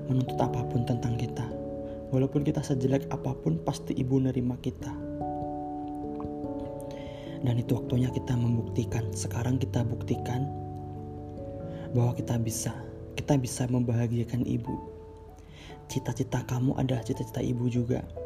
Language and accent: Indonesian; Java, Indonesia; Umurku 18 tahun dan aku berasal dari Jawa dengan latar belakang yang sederhana.